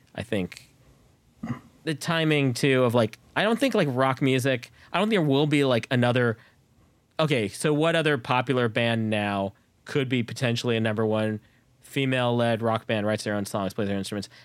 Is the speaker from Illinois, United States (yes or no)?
no; Bay Area, California, United States; I grew up in the Bay Area too